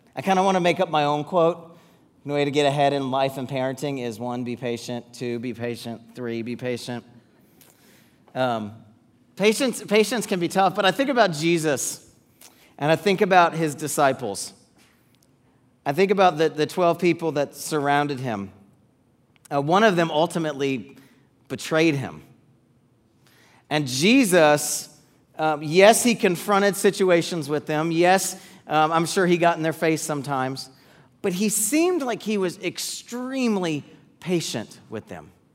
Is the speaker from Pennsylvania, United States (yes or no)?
no; Atlanta, Georgia, United States; moved away as an adult; we grew up in the Atlanta area